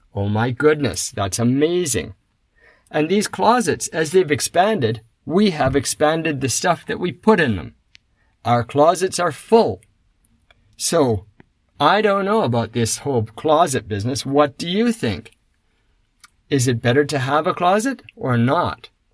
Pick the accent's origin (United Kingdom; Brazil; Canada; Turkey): Canada; I come from North America, Canada in particular